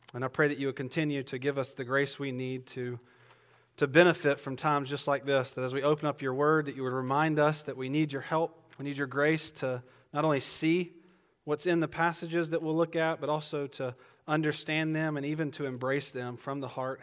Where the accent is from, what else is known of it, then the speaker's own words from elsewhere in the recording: Georgia, United States; moved away; I'm from Georgia.